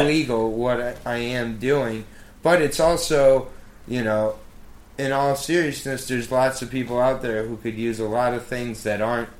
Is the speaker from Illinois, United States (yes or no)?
no; Michigan, United States; moved away as an adult; now in Washington, D.C., United States; I'm from Michigan, where I had my medical marijuana card from my sophomore year of college.